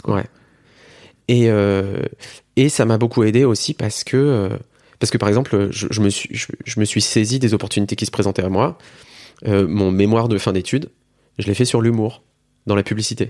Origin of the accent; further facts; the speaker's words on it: Metz, Grand Est, France; Je suis originaire de Metz